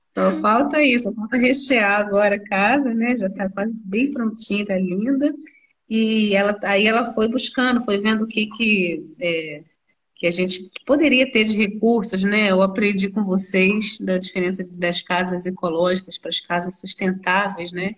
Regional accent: Rio de Janeiro, Brazil; moved away as an adult; now in Nova Friburgo, Brazil; eu sou carioca, moradora de Friburgo

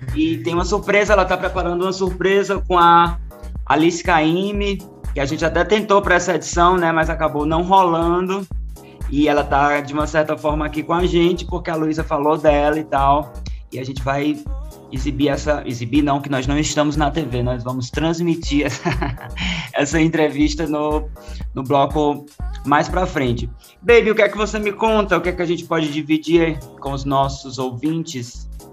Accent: Crato, Ceará, Brazil; moved away; a Prefeitura do Crato, que é a cidade onde cresci

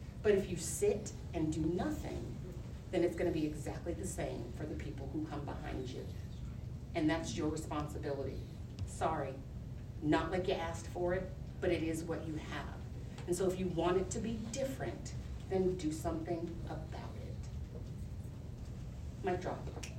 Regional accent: Rhode Island, United States; I'm from Rhode Island. I could talk like this the entire time if I wanted to, because this is what my normal accent sounds like.

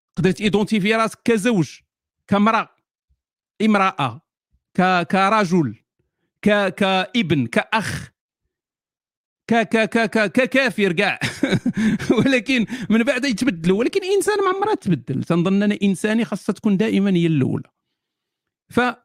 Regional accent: Morocco; أنا مثلاً، مغربي موري

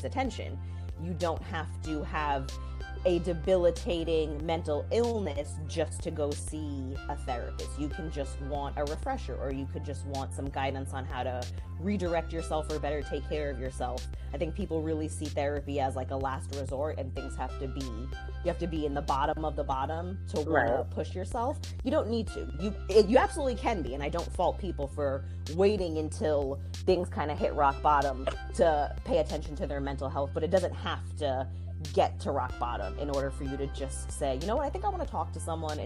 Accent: New York City, New York, United States; I am born and raised in the Bronx. I still live here, so I haven't left.

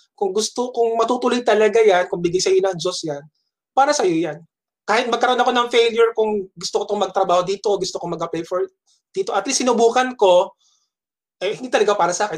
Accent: Las Piñas, National Capital Region, Philippines; umuwi ako sa Las Piñas

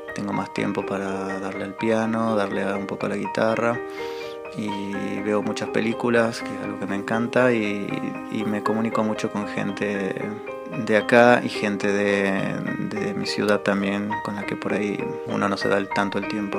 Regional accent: Salta, Argentina; moved away as an adult; now in Toulouse, France; soy de Salta, pero ahora estoy viviendo en Toulouse, al sur de Francia. Hace ya dos años y medio que me vine para acá.

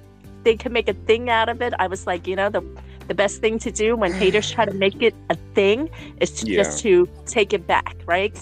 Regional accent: New York City, New York, United States; moved away as an adult; also born or lived in Franklin, Indiana; now in Kansas, United States; I'm originally from New York City

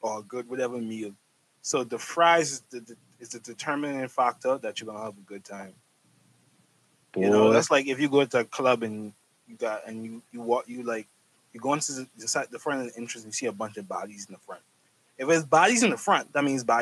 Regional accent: North Andros, Bahamas; I'm from Andres. I'm from North

